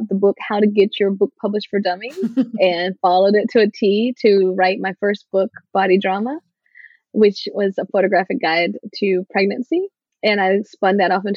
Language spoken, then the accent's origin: English; Martinsville, Virginia, United States; born or raised there; moved away as an adult; also born or lived in Northeast United States